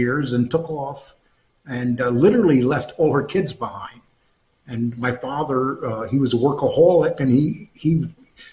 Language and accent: English; New York, United States; I grew up in Times Square